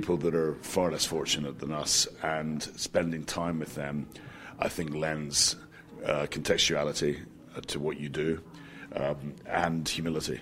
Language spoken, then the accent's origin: English; Scotland, United Kingdom; I'm Scottish